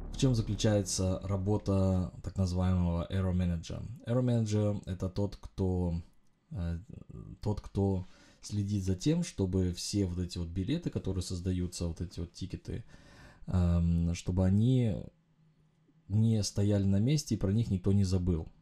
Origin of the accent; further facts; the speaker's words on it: Uzbekistan; я родился в Узбекистане э, во времена конца Советского Союза. Мы жили в стране